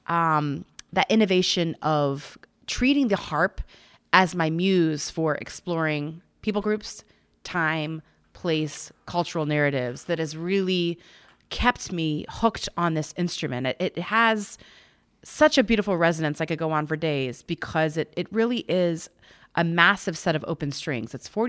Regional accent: Ohio, United States; growing up in Ohio

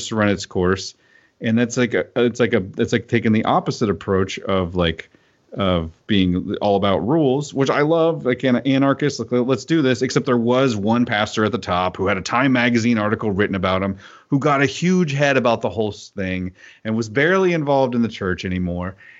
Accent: United States; also born or lived in Seattle area; I am an American Christian

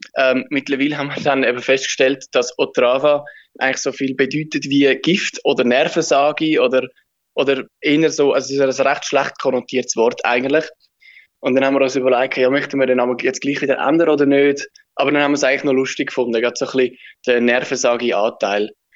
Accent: Switzerland; wir sind Schweizer

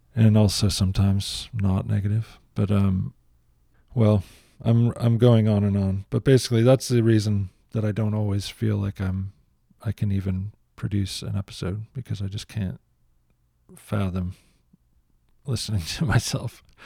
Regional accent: United States; I'm an American

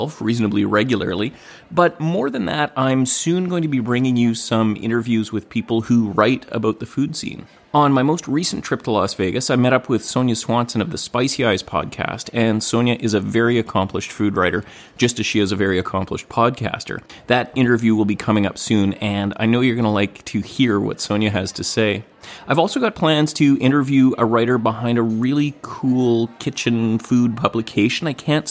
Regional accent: Gibsons, British Columbia, Canada; I'm in my hometown of Gibsons, BC, recording away at the dining room table

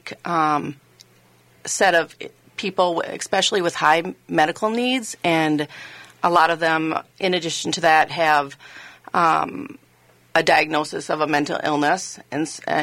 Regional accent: Le Sueur, Minnesota, United States; I was actually born and raised in Minnesota

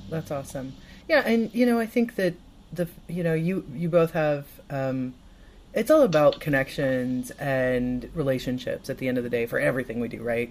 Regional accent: Midwest, United States; now in Los Angeles, United States; a Midwesterner like myself

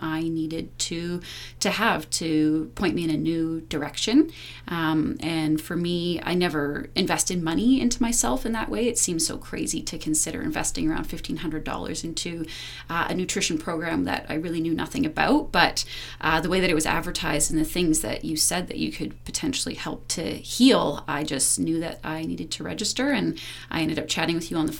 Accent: Powell River, British Columbia, Canada; now in Whistler, Canada; when I was a teenager growing up in a really small town, I'm from Powell River, BC

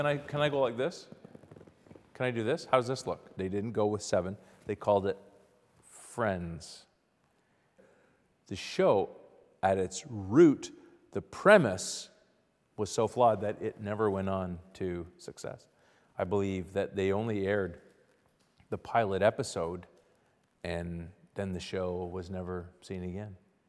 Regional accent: Ottawa, Ontario, Canada; So I went to a school in Ottawa, Ontario, Canada. I'm Canadian.

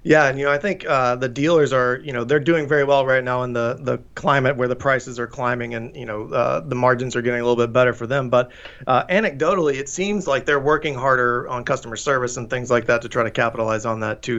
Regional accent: Tennessee, United States; moved away; I'm from Tennessee, so Chattanooga is a, a, you know a fun memory of mine growing up

